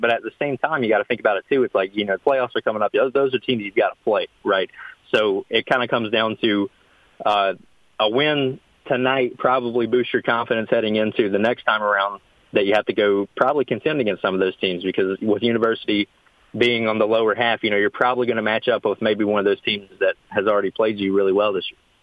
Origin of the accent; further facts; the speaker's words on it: Princeton, West Virginia, United States; now in North-Central West Virginia, United States; one of my schools from my hometown